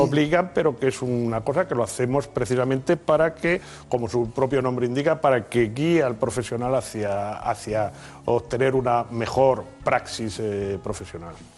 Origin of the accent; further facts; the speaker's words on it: Spain; los españoles somos